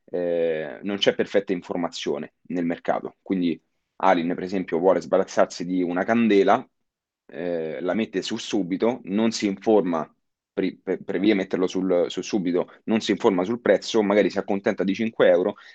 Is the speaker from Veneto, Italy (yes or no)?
no; Lazio, Italy; also born or lived in United States; Io sempre ho frequentato la scuola qui, io sono nato a, in provincia di Roma.